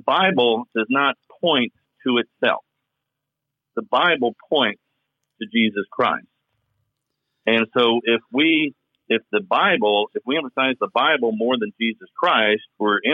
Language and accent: English; Kentucky, United States; accent: Southern drawl